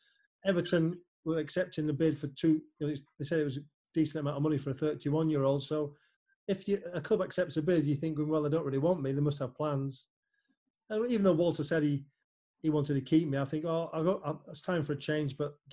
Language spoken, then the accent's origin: English; Germany; I was a Liverpool fan, I was growing up in Germany.